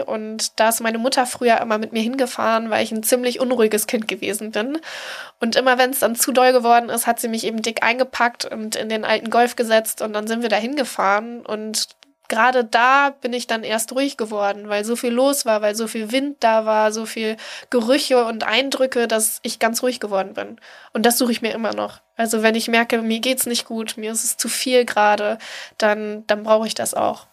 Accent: East Frisia, Lower Saxony, Germany; now in Hamburg, Germany; in Ostfriesland, wo ich herkomme

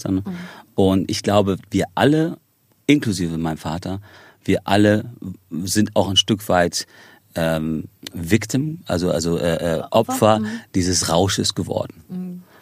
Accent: Ireland; also born or lived in Spain; Irland ist für mich zu Hause. Also ich meine, ich, ich habe einen irischen und amerikanischen Pass. Ähm, ich bin in Spanien geboren, ähm, habe aber zu Spanien selber nicht wirklich eine Verbindung

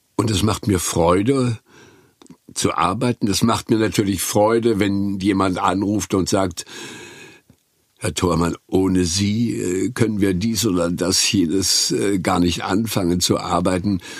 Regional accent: Güstrow, Mecklenburg-Vorpommern, Germany; nach Güstrow in Mecklenburg, wo ich aufgewachsen bin

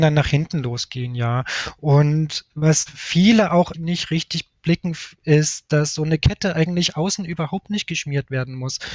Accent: Leipzig, Saxony, Germany; now in Munich, Germany; Ich sitze gerade in meiner Heimatstadt Leipzig. Normalerweise bin ich aber in München

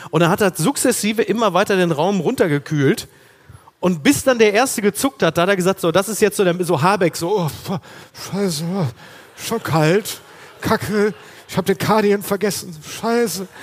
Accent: Ruhr area, North Rhine-Westphalia, Germany; moved away; da wo ich herkomme im Ruhrgebiet

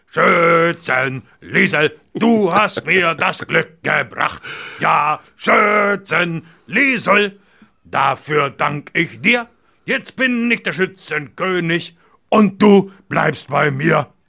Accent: Lörrach, Baden-Württemberg, Germany; Denn da, wo ich herkomme, aus Lörrach, da ist irgendwie ständig äh, Bums, Krach und schlechte Musik und Fassnacht und Gucke-Musik

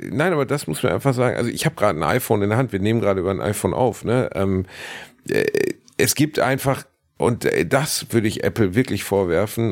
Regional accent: Gelsenkirchen, North Rhine-Westphalia, Germany; now in Cologne, Germany; meine Heimatstadt Gelsenkirchen

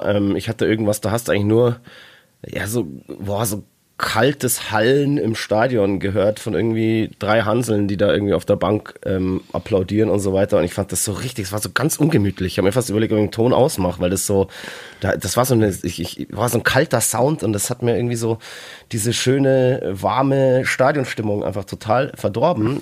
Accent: Bavaria, Germany; bei uns in Bayern

